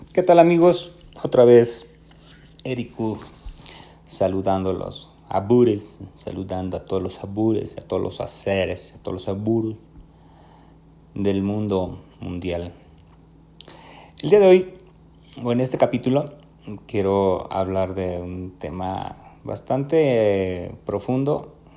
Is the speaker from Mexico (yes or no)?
yes; Mexico; somos mexicanos también